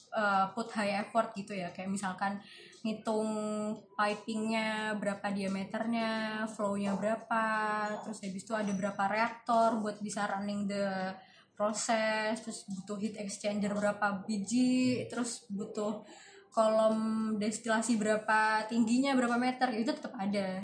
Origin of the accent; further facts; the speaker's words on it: Semarang, Central Java, Indonesia; moved away; Asli Semarang.